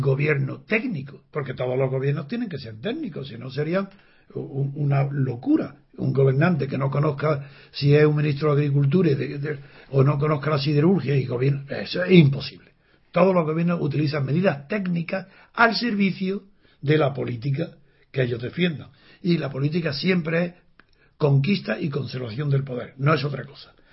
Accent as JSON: {"language": "Spanish", "region": "Andalusia", "country": "Spain", "said": "soy andaluz"}